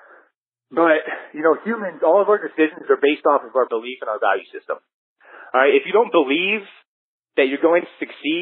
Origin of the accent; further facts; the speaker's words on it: Orlando, Florida, United States; I'm from Orlando, Florida